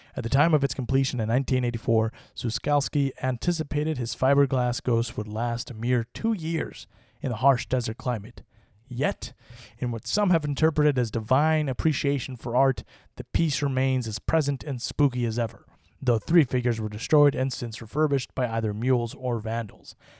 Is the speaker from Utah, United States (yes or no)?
yes; Utah, United States; my home state of Utah